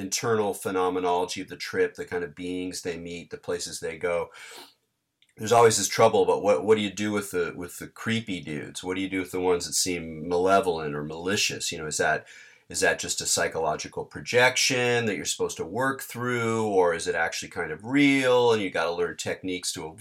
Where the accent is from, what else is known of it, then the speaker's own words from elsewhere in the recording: Southern California, United States; growing up in Southern California